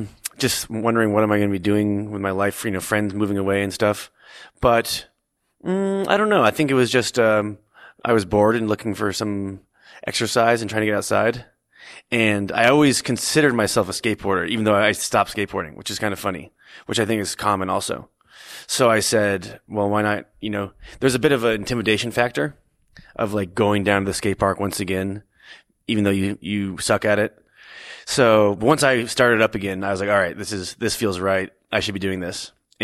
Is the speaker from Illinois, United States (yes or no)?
no; Stowe, Vermont, United States; I grew up skateboarding in Stowe, Vermont.